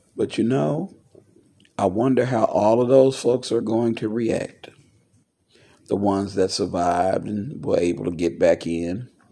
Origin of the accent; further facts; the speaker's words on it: United States; an American veteran, I look at the fact that I put on a a uniform to stand for the country I was born